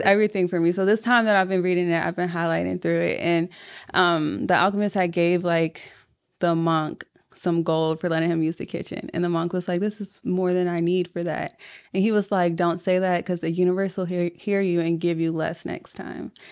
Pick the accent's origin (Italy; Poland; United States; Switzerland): United States; Richmond, Virginia; I'm from Southside